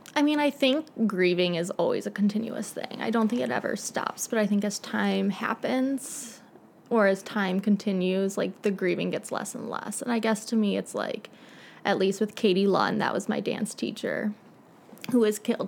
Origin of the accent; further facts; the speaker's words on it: Naperville, Illinois, United States; I grew up in Naperville. Was born in Edwards Hospital